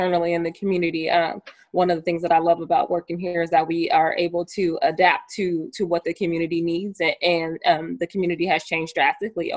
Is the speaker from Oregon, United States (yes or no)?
yes; Portland, Oregon, United States; I'm from Northeast Portland, born and raised